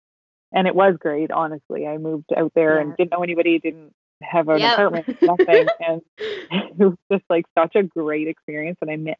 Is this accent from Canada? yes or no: yes; Canada; now in Vancouver, Canada; We're all from Ireland, but I was like, my family's pretty Canadian. I think I did ancestry.com and it was like, we've all lived up the Southwest for I think 5 generations.